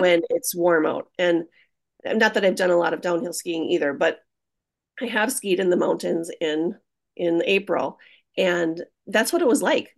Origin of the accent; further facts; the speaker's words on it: Hayward, Wisconsin, United States; being from Hayward